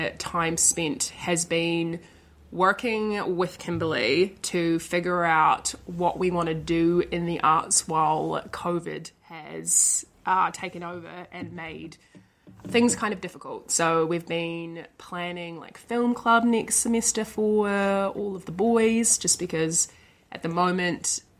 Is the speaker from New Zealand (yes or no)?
yes; Dunedin, Otago, New Zealand; I come from Dunedin. I've grown up here and been here my whole life.